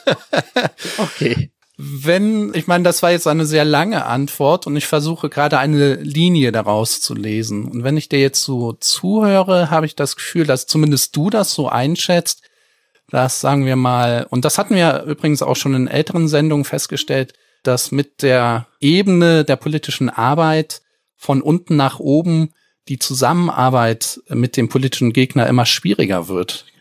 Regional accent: Germany; accent: Rhenish; ich als Eifler Jung habe immer darunter zu leiden, dass mich alle auf meinen schönen rheinischen Akzent ansprechen

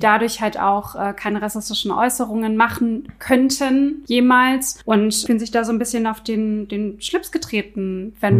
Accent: Berlin, Germany; ich bin gebürtige Berlinerin bzw. gebürtige Weddingerin

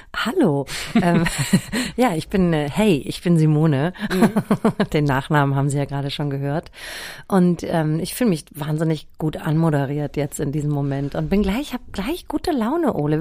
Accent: Germany; ich bin ja im Spessart aufgewachsen, ne, auf so einem Dorf.

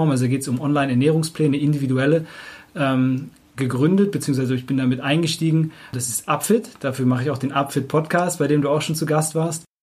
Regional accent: Hamburg, Germany; now in Cologne, Germany; Ich komme ursprünglich aus Hamburg, aber ich wohne jetzt in Köln hier in der Nähe von Markus.

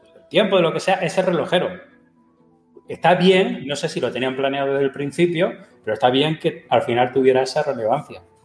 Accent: Region of Murcia, Spain; a partir de ahora ya no soy murciano

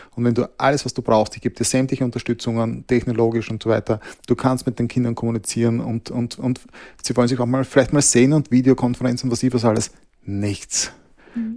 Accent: Austria; bei uns in Österreich

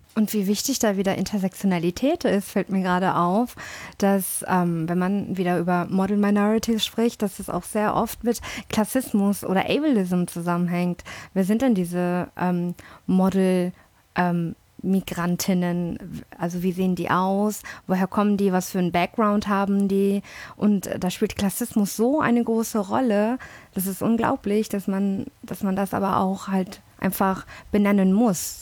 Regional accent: Hamburg, Germany; also born or lived in London; aus Hamburg. Nee, aber wirklich, nee, ich bin dann aber, äh, ich bin aber in London geboren

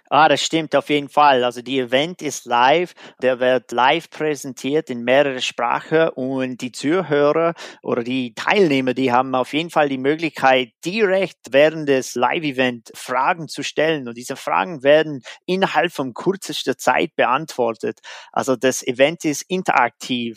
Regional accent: United States; German is a second language; moved away; in Amerika, da wo ich herkomme

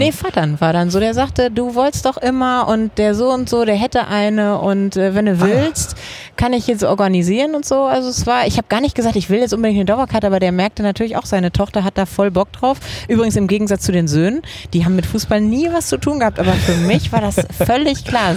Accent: Dortmund, North Rhine-Westphalia, Germany; moved away as an adult; now in Cologne, Germany; Ich bin im Dortmunder Süden aufgewachsen

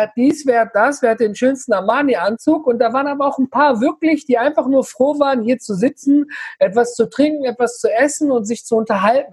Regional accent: Ruhr area and Rhineland, North Rhine-Westphalia, Germany; wir kommen hier aus, äh, aus dem Ruhrgebiet und Rheinland drumherum

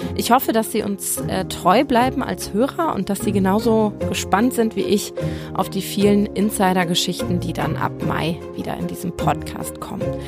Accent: Hamburg, Germany; ich bin in Hamburg aufgewachsen

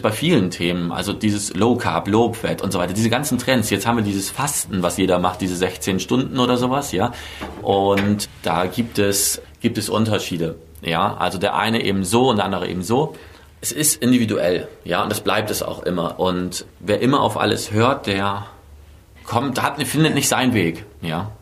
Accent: Bremerhaven, Bremen, Germany; moved away as an adult; also born or lived in Berlin; now in Mainz, Germany; ursprünglich komme ich aus Bremerhaven

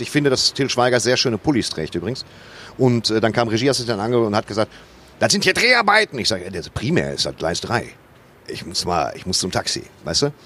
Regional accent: Waltrop, North Rhine-Westphalia, Germany; also born or lived in Dortmund / Soest; meine Heimatstadt

